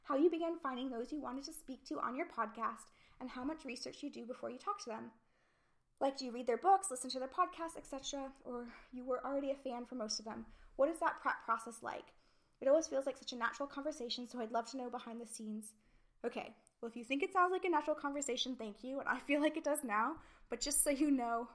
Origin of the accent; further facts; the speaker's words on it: Canada; moved away as an adult; now in United Kingdom; not being British and not knowing the history or even the current situations as well as I would in Canada